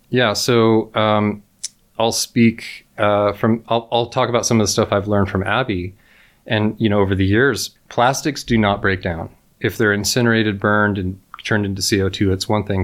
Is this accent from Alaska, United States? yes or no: no; near Yosemite National Park, California, United States; I grew up near Yosemite National Park in California